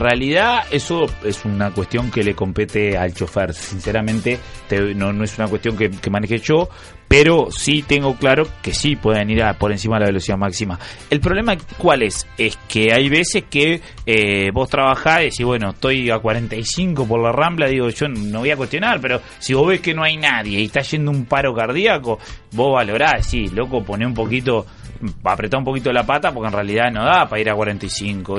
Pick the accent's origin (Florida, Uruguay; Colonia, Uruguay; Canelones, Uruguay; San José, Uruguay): Florida, Uruguay; moved away as an adult; also born or lived in Montevideo; yo soy de Florida